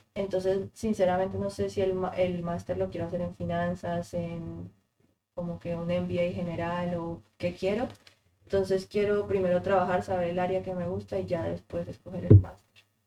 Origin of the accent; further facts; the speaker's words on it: Colombia; moved away as an adult; now in United States; me encantaría volver a Colombia